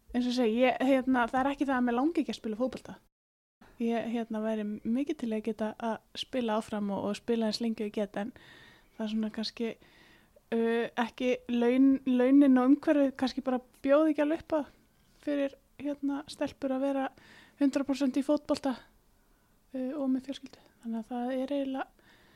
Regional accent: Iceland

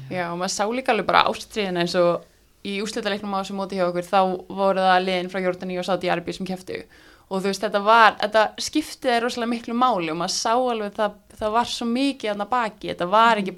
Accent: Iceland; við hafandi alls upp á Íslandi og spila fókbalta hér

